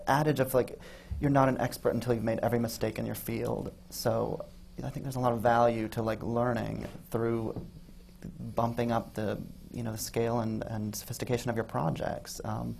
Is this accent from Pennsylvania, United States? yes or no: no; Arizona, United States; I mean, I came from Arizona, and I came here, and I started working in dance